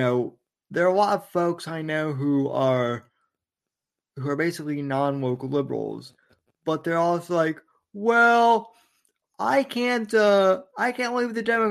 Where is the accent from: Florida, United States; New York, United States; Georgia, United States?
Florida, United States; I'm from Florida